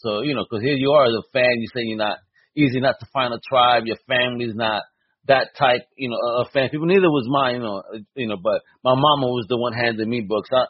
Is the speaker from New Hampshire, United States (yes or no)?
no; New York City, New York, United States; born or raised there